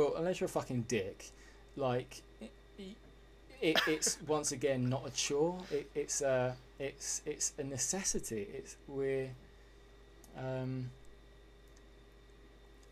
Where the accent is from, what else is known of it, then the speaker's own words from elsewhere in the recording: England, United Kingdom; as everyone could probably hear, I'm English